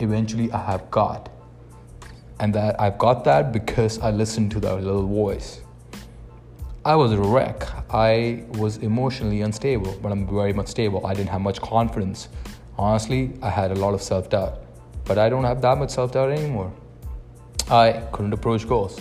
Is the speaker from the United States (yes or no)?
no; India; moved away as an adult; now in Canada; I am from India. I moved to Canada with pretty much no money.